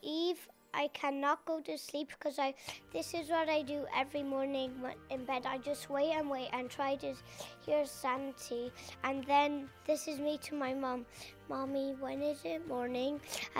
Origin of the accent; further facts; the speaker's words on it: Ardrahan, Connacht, Ireland; I'm from Ardrahan